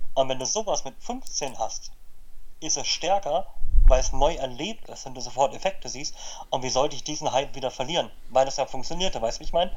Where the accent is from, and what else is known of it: Berlin, Germany; born or raised there